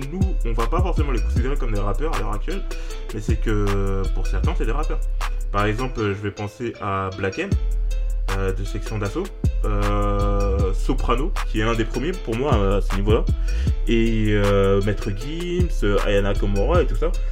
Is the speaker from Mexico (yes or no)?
no; France; ouais, je suis français.